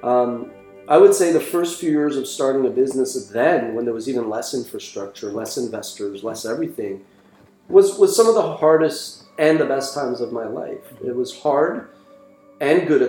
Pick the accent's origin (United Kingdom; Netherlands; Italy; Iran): Iran; now in Montreal, Canada; I was born in Iran in 1978